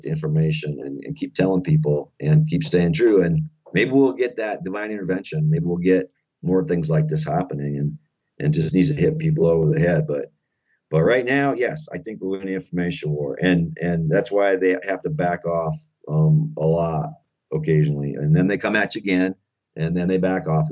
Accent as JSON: {"language": "English", "town": "Faulkton", "region": "South Dakota", "country": "United States", "tie": "born or raised there", "said": "my little town of Falkton, South Dakota, because this is my home state also, I grew up here"}